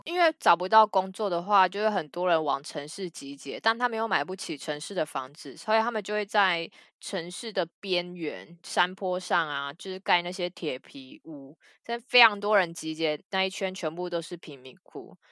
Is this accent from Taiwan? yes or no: yes; Taiwan; 护照上面是 Republic of China